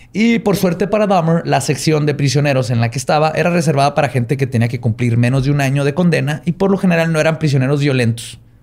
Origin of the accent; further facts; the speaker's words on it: Chihuahua, Mexico; soy de Chihuahua